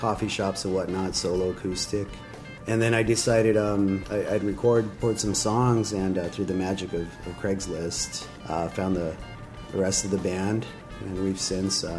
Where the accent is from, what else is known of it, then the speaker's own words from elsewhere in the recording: El Paso, Texas, United States; I'm actually from El Paso